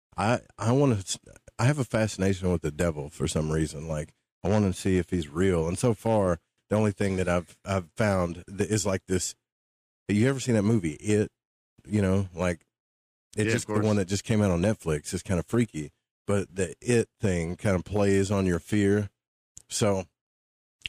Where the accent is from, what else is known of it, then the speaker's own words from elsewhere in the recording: upstate New York, United States; moved away as an adult; now in Florida, United States; I moved from upstate to Florida at 38, 39 years old